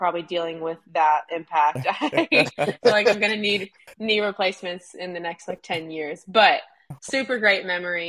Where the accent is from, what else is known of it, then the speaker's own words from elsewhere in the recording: Hattiesburg, Mississippi, United States; I'm originally from Hattiesburg, Mississippi, so I grew up going to Southern Miss games